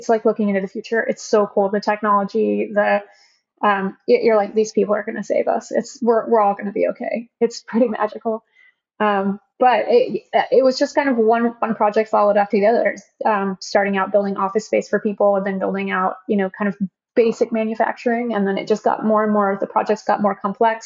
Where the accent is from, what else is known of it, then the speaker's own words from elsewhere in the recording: Oklahoma, United States; now in San Francisco Bay Area, United States; We're both from Oklahoma